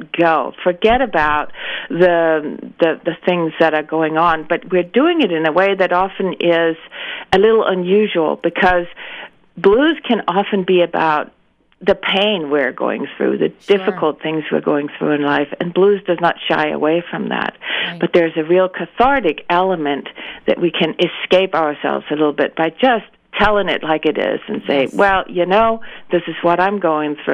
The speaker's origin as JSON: {"language": "English", "country": "Denmark", "tie": "born or raised there", "moved": "yes", "said": "I grew up in Denmark"}